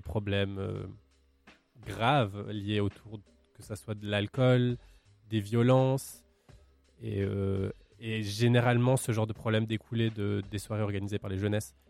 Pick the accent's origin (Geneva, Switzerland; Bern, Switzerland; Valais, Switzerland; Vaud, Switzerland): Valais, Switzerland; je suis originaire du Valais